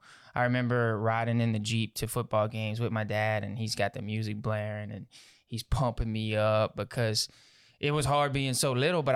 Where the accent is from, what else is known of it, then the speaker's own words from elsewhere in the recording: Houma, Louisiana, United States; also born or lived in Morgan City; I was born in Morgan City, ooh, Louisiana. And so I grew up in that area till about third grade, mm-hmm, went from there to Houma. And I've been in Houma, Louisiana for most of the time.